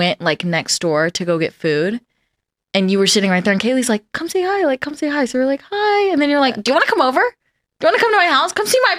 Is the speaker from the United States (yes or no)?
yes; Pasadena, California, United States; I'm coming from Pasadena